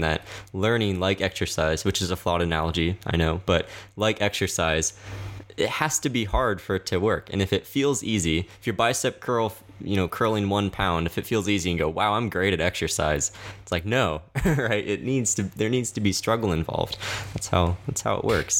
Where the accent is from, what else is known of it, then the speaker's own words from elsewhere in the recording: the South, United States; I grew up in the South